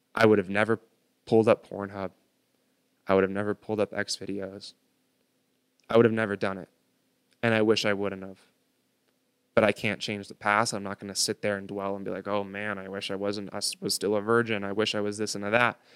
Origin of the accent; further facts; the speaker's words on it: United States; I was born on American soil